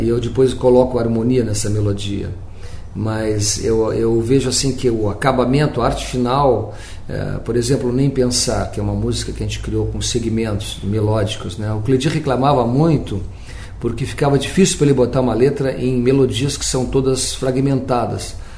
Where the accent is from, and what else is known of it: Pelotas, Rio Grande do Sul, Brazil; born or raised there